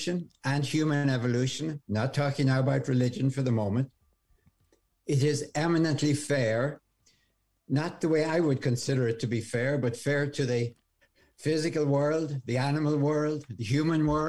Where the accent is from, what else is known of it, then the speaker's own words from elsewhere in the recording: Ireland; moved away as an adult; now in United States; you can probably hear from my accent, I'm from Ireland. I came over here